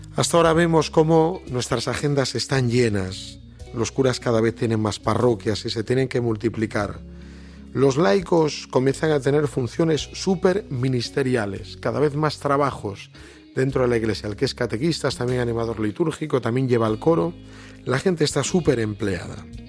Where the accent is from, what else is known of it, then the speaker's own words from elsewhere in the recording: Galicia, Spain; yo que soy muy gallego